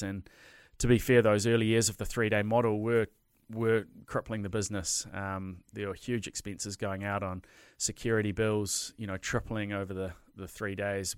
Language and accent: English; Hawke's Bay, New Zealand; moved away; I'm from Hawke's Bay originally